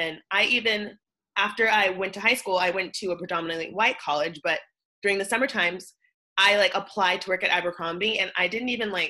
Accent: Pasadena, California, United States; moved away; also born or lived in Alhambra, California / New York City; I grew up in Pasadena, but my mom taught in this district called Alhambra, which is like what we say is like 20 minutes down the hill.

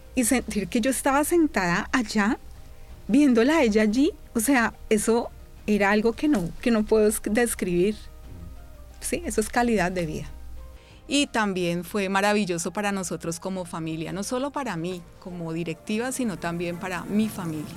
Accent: Cali, Valle del Cauca, Colombia; also born or lived in Bogotá; Soy de Bogotá, eh, pero soy hija de Cali porque realmente toda mi vivencia, me trajeron de meses, ha sido acá en la ciudad de Cali

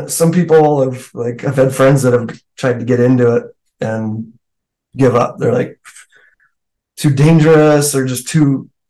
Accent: Alaska, United States; now in Colorado, United States; I grew up in Alaska. I live in Colorado now, but I was born and raised there.

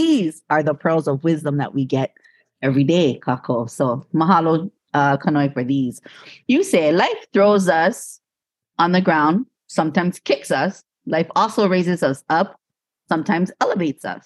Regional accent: Hawaii, United States; growing up in Hawaii, we know that word, lickings.

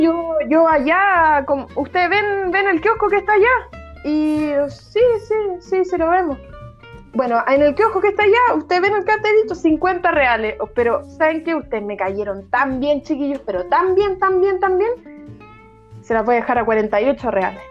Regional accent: Chile; era más chilena que los porotas

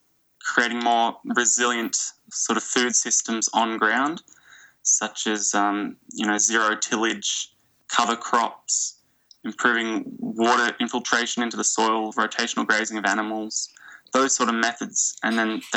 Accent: Australia; from my perspective in Australia, being Australian

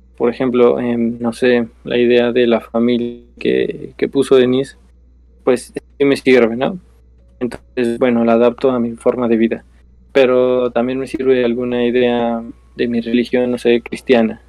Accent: Mexico; nuestra definición como mexicanos

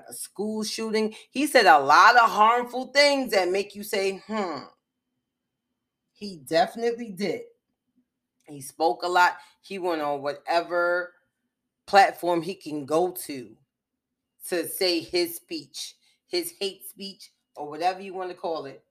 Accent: Lowcountry, United States; I'm wild American. Super black. I'm Geechee.

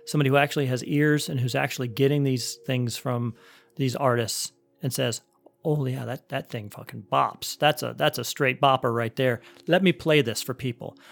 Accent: Cleveland, Ohio, United States; I was growing up in Cleveland, Ohio

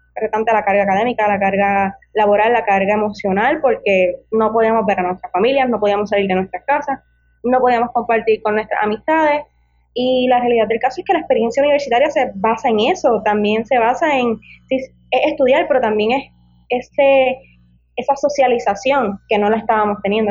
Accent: Ponce, Puerto Rico; yo tengo 23 años y soy natural del pueblo de La Quenepa, de Ponce

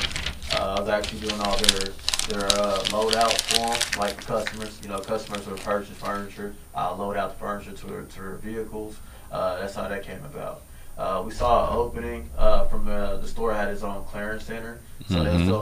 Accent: Fort Worth, Texas, United States; I grew up on the east side of Fort Worth

